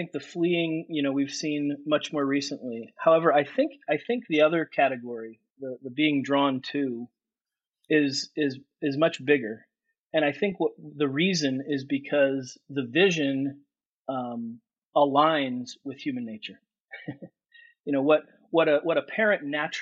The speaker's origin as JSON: {"language": "English", "town": "Seal Beach", "region": "California", "country": "United States", "tie": "born or raised there", "said": "I'm born and raised in Orange County, California"}